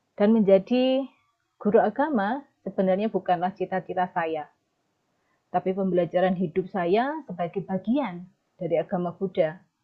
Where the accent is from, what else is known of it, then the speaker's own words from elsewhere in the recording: Kenteng, Indonesia; moved away; saya dilahirkan di Desa Kenteng